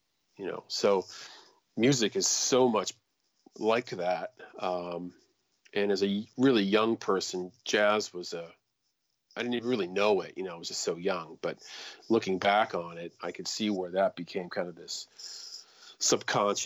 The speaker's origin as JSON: {"language": "English", "town": "Pittsburgh", "region": "Pennsylvania", "country": "United States", "tie": "born or raised there", "moved": "yes", "lives_now": "Brunswick, Maine, United States", "said": "when I was growing up in Pittsburgh"}